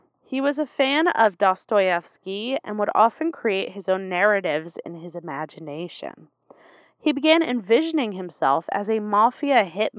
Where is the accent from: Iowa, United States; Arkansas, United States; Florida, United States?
Iowa, United States; when I was born in Iowa